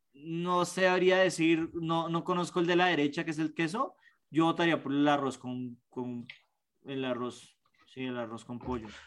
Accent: Bogotá, Colombia; los tres somos bogotanos

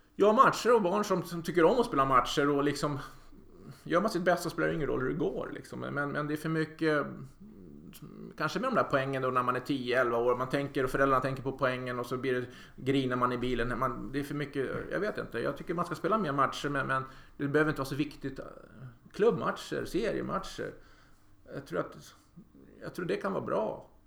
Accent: Sweden

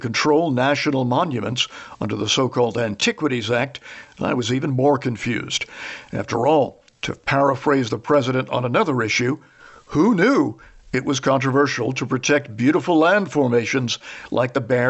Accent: East Coast, United States; moved away; I'm originally from the East Coast

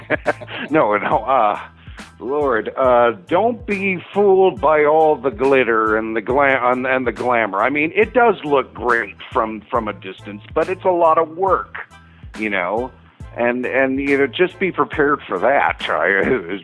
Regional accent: Washington, District of Columbia, United States; moved away as an adult; also born or lived in Los Angeles, United States; now in Albuquerque, United States; I actually come from a big city, actually. Okay. I was born in Washington, D.C.

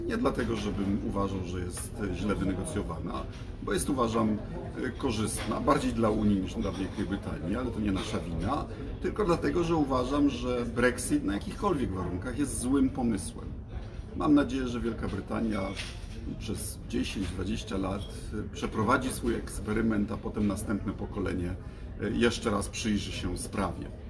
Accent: Poland

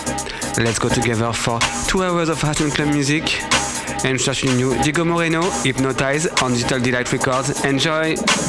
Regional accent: Paris, Île-de-France, France; I'm from Paris.

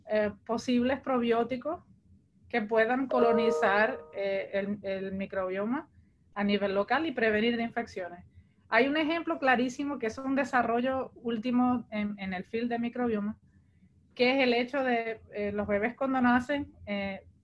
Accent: Portugal; en mi caso, yo, vine de Portugal, yo no soy puertorriqueña de origen

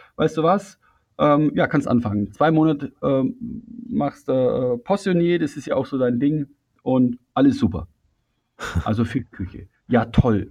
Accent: Füssen, Bavaria, Germany; ich bin 1968 in Füssen geboren

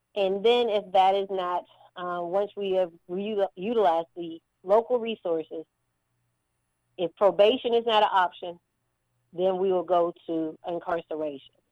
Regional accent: Baldwin County, Georgia, United States; I'm from Baldwin County, also having lived here and, and, and raised here

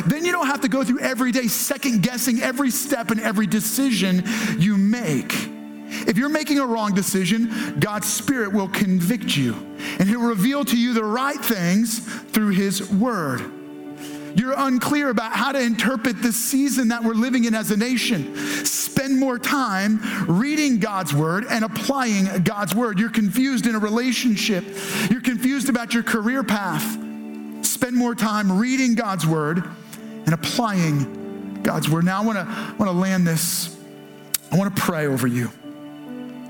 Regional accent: United States; Our challenge as American Christians

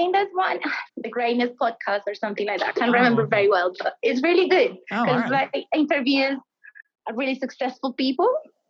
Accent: Medellin, Antioquia, Colombia; Yes, I'm from Medellin, and Medellin has Nacional.

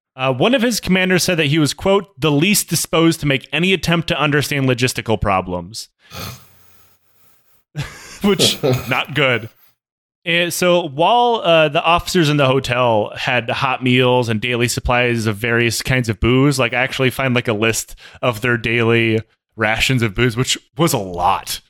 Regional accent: Michigan, United States; moved away; also born or lived in Washington; the city I grew up in in Michigan

